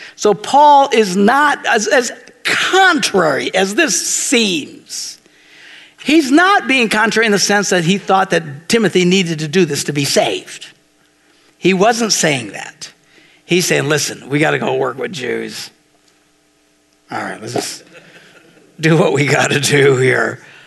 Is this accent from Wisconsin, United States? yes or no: yes; Green Bay, Wisconsin, United States; I'm from Green Bay